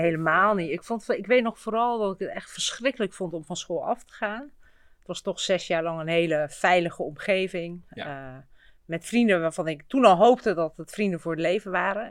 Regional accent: Utrecht, Netherlands; ik ben hier eigenlijk opgegroeid op het Kroeselaan

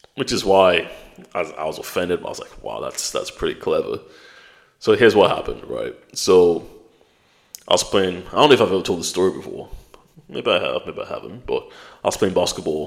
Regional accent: United Kingdom; also born or lived in Nigeria; I've got a British passport.

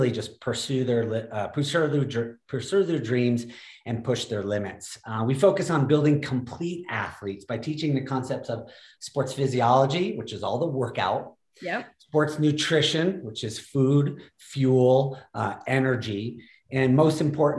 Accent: Middlebury, Vermont, United States; Snow Bowl, which is a kind of tiny ski area in Vermont. And I was just part of the junior racing program. My mom was a ski instructor

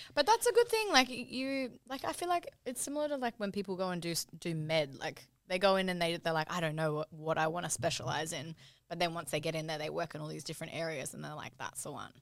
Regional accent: Brisbane, Queensland, Australia; moved away as an adult; now in Sydney, Australia; I'm from Brisbane originally. Um, so I did uni up there. and then, um, came to Sydney.

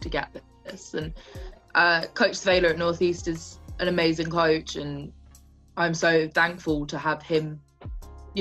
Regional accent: England, United Kingdom; moved away as an adult; also born or lived in Nebraska / South Dakota; I'm from England

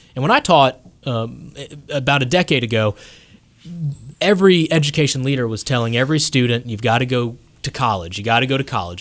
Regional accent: South Louisiana, United States; now in North Carolina, United States; I grew up in South Louisiana originally.

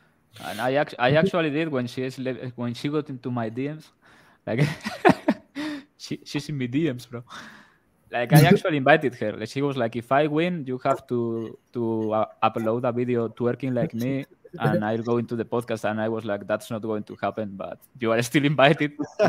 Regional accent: Spain; I'm from Spain

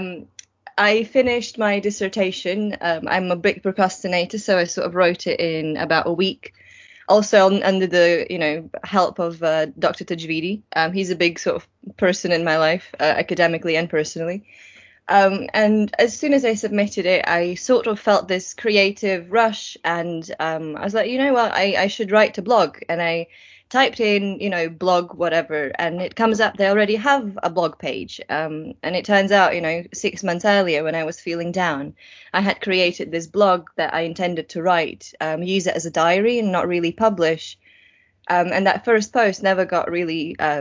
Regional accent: Latvia; also born or lived in Germany; now in United Kingdom; I was born in Latvia. I grew up in this tiny, tiny town of, I think, 7,000 people living there, not far from the Russian border

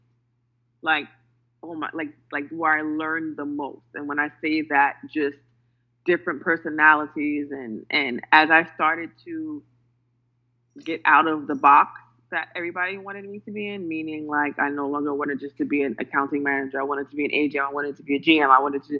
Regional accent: New York City, New York, United States; I'm from New York City

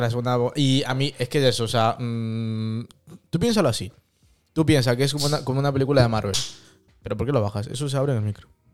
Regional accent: Madrid, Community of Madrid, Spain; moved away; yo cuando era pequeño vivía en Madrid

